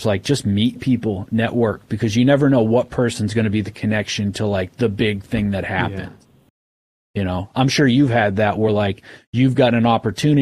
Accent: Maine, United States; also born or lived in Oklahoma; we're from Maine.

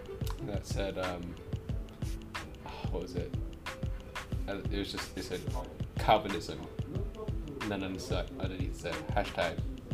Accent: United Kingdom; moved away; also born or lived in Hong Kong; having grown up in Britain, but also as well as having lived in Hong Kong and never lived in the States.

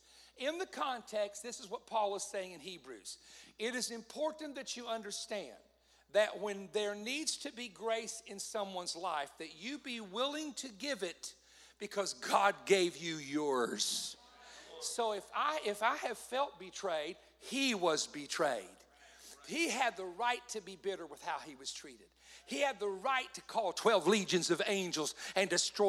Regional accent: Southeast, United States; now I'm from the Southeast, of course.

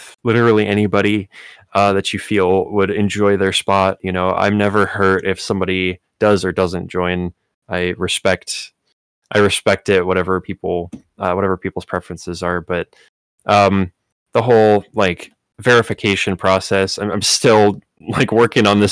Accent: Chicago, Illinois, United States; also born or lived in Miami; I'm from Chicago

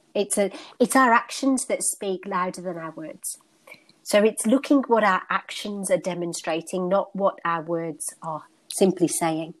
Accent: United Kingdom; born and bred in the United Kingdom, and my ancestry is North Indian

